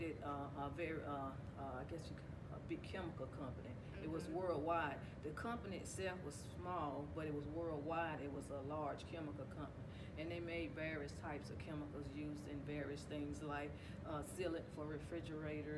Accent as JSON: {"language": "English", "town": "Rock Hill", "region": "South Carolina", "country": "United States", "tie": "born or raised there", "said": "where I'm from Rock Hill, South Carolina. I've been here all my life."}